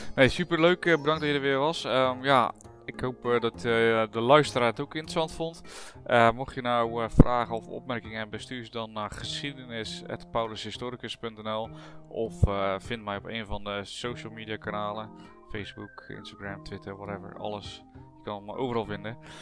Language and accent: Dutch; Netherlands; als Nederlanders zijn we